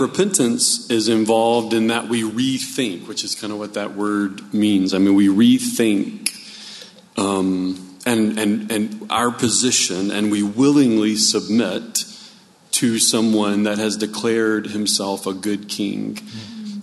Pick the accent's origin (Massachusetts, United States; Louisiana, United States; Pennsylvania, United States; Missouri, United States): Louisiana, United States; New Orleans; I grew up in New Orleans